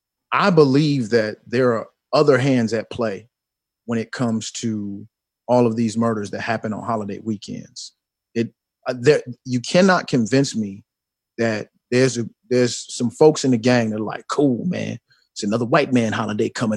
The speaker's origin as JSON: {"language": "English", "town": "Chicago", "region": "Illinois", "country": "United States", "said": "I'm from Chicago"}